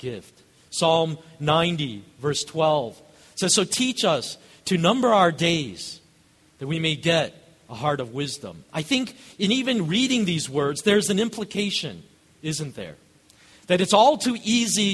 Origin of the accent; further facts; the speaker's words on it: Chicago, Illinois, United States; also born or lived in Kenya; I grew up here in Chicago